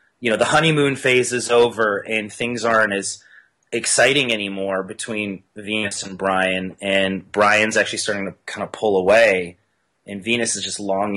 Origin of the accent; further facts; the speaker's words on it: Canada; I'm Canadian